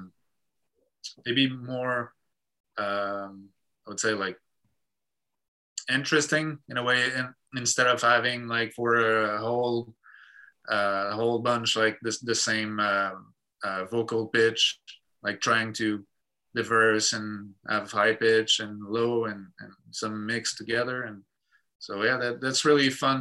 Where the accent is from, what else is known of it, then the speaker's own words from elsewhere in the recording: Quebec, Canada; English is a second language; that's who we are, that's where we come from